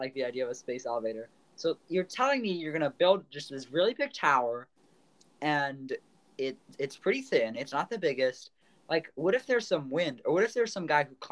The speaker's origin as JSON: {"language": "English", "country": "United States", "said": "as an American"}